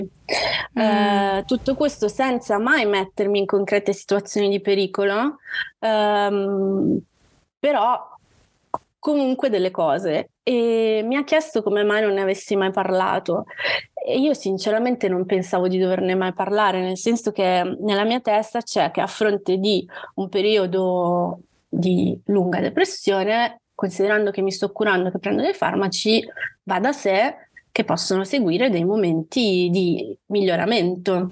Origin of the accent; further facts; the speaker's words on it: Calabria, Italy; moved away as an adult; now in Milan, Italy; vivo a Milano, ma sono calabrese. Vivo a Milano ormai da quasi 18 anni. Mi sono trasferita qui per gli studi universitari